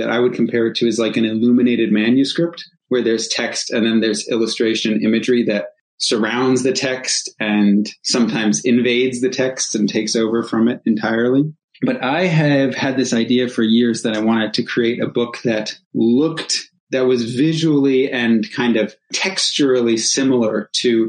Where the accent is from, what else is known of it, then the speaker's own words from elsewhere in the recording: rural New England, United States; I was growing up in rural New England